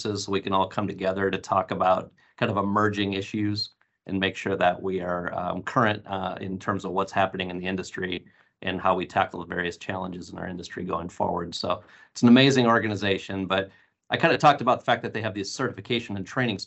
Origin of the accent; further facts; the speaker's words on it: North Central Wisconsin, United States; now in Phoenix, United States; I grew up in North Central Wisconsin